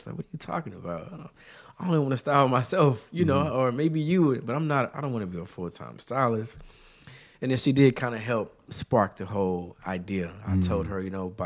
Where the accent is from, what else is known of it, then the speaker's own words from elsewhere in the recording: Shreveport, Louisiana, United States; moved away as an adult; now in Houston, United States; I'm not a Houston native. I'm born and raised in Shreveport, Louisiana